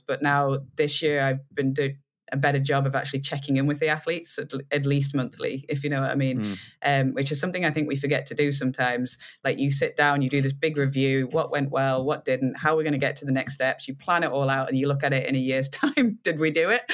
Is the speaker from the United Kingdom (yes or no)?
yes; United Kingdom; being British